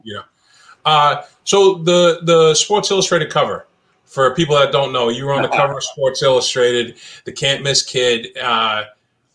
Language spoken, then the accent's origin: English; Massachusetts, United States; growing up in Mass